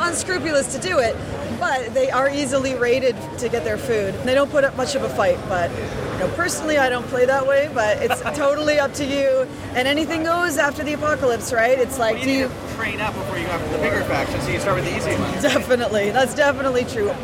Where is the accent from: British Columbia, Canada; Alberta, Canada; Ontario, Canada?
British Columbia, Canada; Vancouver; I'm actually from Vancouver, BC